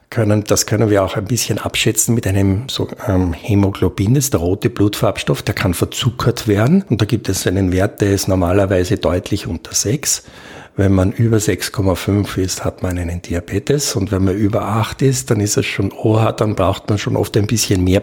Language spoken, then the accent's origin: German; Austria; Und das nehmen wir normalerweise als Österreicher nur in acht Jahren zu.